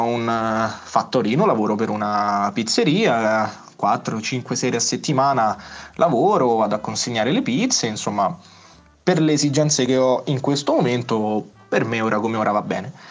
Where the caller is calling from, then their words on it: Lazio, Italy; eh, paesino in eh, provincia di Roma. E mm, volevo dirvi, volevo aggiornarvi su com'è la situazione qui dalle mie parti